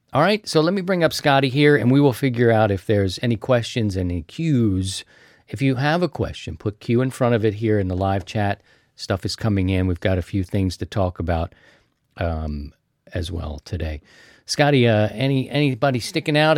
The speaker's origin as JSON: {"language": "English", "town": "Baltimore", "region": "Maryland", "country": "United States", "said": "I'm from Baltimore."}